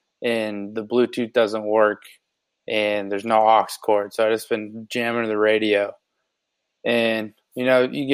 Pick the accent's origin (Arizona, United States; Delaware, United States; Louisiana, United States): Arizona, United States; Chandler; just from my hometown, like Chandler specifically